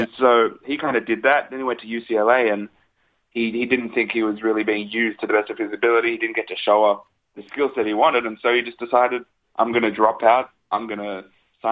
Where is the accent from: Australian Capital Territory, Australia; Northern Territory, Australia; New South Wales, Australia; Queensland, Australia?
New South Wales, Australia; Sydney; I'm from Sydney